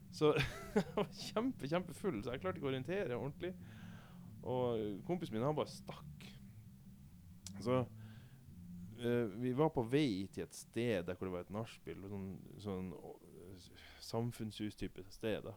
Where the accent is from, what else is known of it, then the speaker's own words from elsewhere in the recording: Vadsø, Finnmark, Norway; hjemme i, i, min hjemby Vadsø